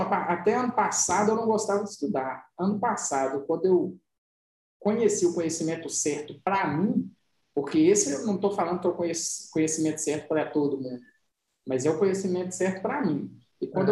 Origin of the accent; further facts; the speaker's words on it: Santo Antônio do Itambé, Minas Gerais, Brazil; also born or lived in Serro, Minas Gerais; Nasci em Cerro, fui criado em Santo Antônio do Itambé